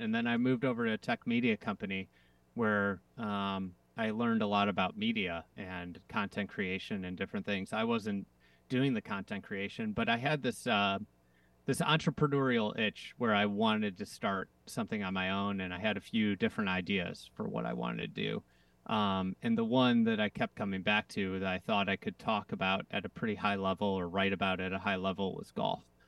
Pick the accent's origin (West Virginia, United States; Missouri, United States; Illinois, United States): Illinois, United States; Chicago; I'm from Chicago